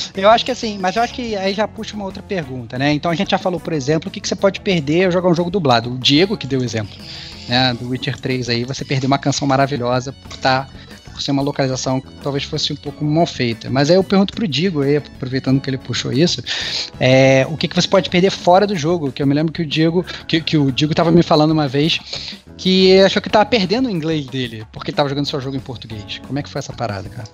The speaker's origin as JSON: {"language": "Portuguese", "region": "Rio de Janeiro", "country": "Brazil", "accent": "carioca", "moved": "yes", "lives_now": "São Paulo, Brazil", "said": "Eu tô aqui em São Paulo e fica zoando meu sotaque carioca"}